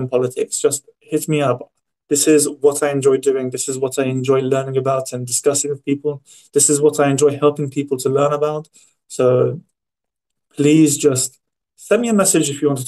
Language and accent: English; England, United Kingdom; I grew up in England.